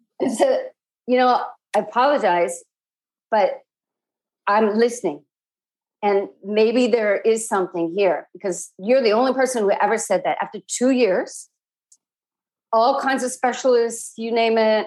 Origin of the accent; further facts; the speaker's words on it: Midwest, United States; I grew up in the Midwest